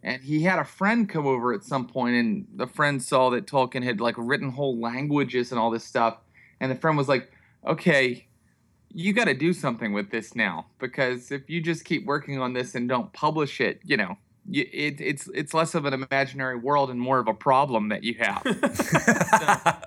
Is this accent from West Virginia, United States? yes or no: yes; Morgantown, West Virginia, United States; I'm from Morgantown, West Virginia.